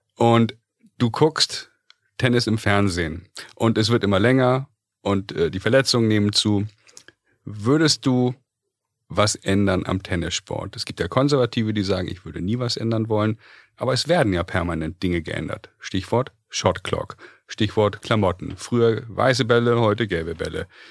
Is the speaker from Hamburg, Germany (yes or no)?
yes; Hamburg, Germany; Wir Sind ja beide Hamburger Jungs hier